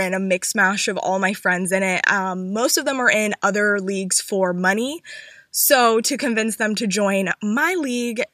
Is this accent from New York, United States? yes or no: no; North Carolina, United States; I'm from North Carolina